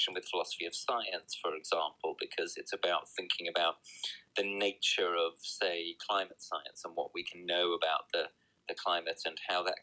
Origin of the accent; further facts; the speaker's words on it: United Kingdom; also born or lived in New Jersey, United States; I'm here in my home country of the UK